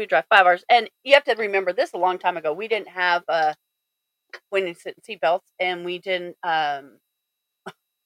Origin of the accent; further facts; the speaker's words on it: Fort Collins, Colorado, United States; also born or lived in San Luis Valley, Colorado; I was born and raised in Colorado. Born in the San Luis Valley and lived up in Fort Collins, graduated Fort Collins High School